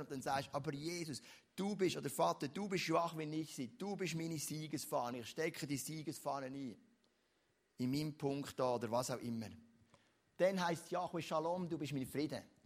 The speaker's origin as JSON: {"language": "German", "country": "Switzerland", "also_born_or_lived": "Lucerne", "said": "bei uns in der Schweiz"}